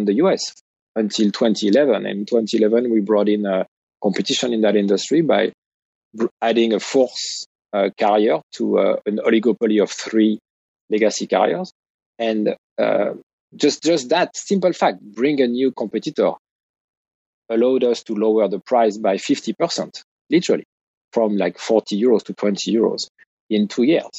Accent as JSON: {"language": "English", "country": "United States", "said": "as an American"}